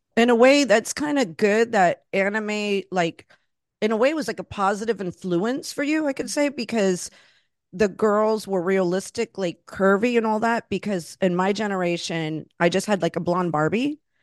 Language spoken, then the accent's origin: English; Florida, United States; moved away as an adult; also born or lived in Los Angeles; now in New York, United States; I grew up in Florida, and I'm, you know, Latina, I'm Puerto Rican, I'm Cuban